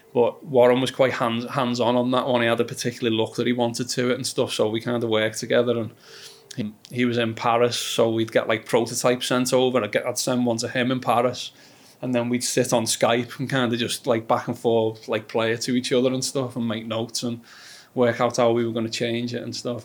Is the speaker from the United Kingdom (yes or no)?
yes; Liverpool, North West England, United Kingdom; accent: Scouse; I'm from Liverpool